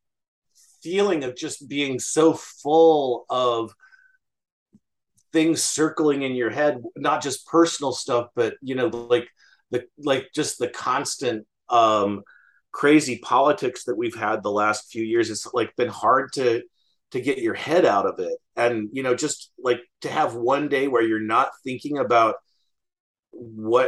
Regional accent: Western Nebraska, United States; I grew up in Western Nebraska

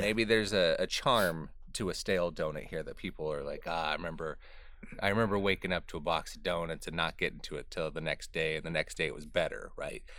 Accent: Southern California, United States; moved away; In Southern California, in the, in the little town that I grew up

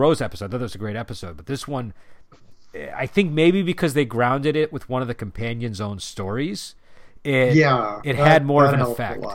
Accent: United States; as an American

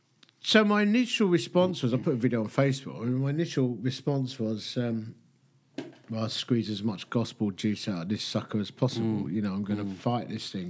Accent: Essex, East of England, United Kingdom; I'm from Essex

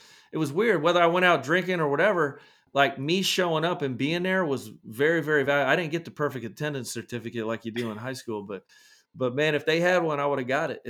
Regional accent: Scotland, United Kingdom; You know, I grew up in Scotland, so there was a lot going on at that time in like the 80s with maybe Russia or somebody.

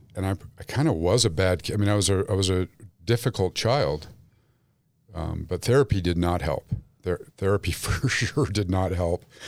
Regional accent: Salt Lake City, Utah, United States; Grew up Jewish in Salt Lake City

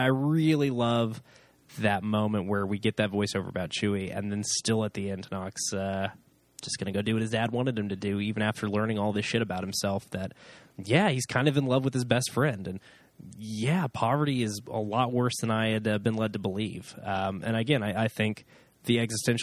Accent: United States; as an American

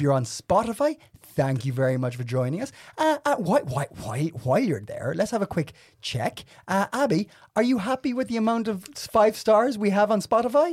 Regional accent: Ireland; now in Denmark; I'm Irish

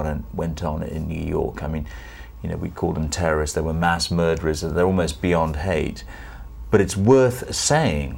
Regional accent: Sri Lanka; moved away; Sri Lanka, Ceylon as it was then

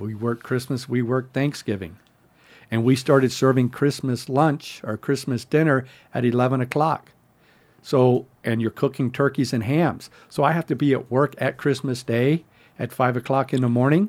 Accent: San Diego, California, United States; I was from San Diego area

